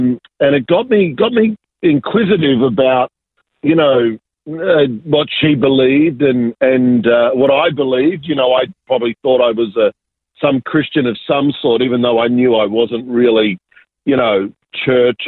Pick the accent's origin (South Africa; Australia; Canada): Australia; Sydney, New South Wales; also born or lived in Argentina; I was born in Argentina, so I'm South American, but immigrated when I was very young and really grew up in southwest Sydney in a beautiful little suburb called Ingleburn. So that's where I grew up.